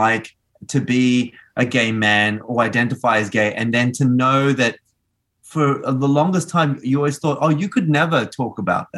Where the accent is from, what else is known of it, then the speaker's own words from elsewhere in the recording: Australia; moved away; also born or lived in Argentina; I was born in Argentina, so I myself was an immigrant to Australia too